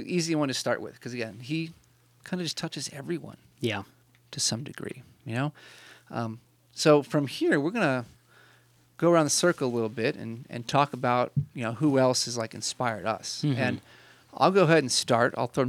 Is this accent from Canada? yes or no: yes; Canada; And I'm Canadian, so I'm very nice.